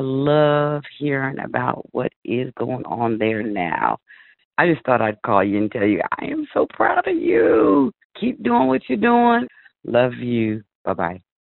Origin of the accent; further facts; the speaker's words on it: the Bay Area, California, United States; as a young man of color growing up in the Bay